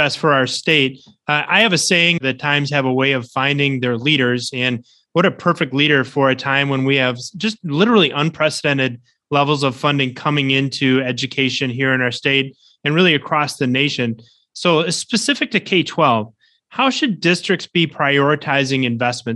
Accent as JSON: {"language": "English", "region": "Wisconsin", "country": "United States", "tie": "born or raised there", "said": "my home state of Wisconsin"}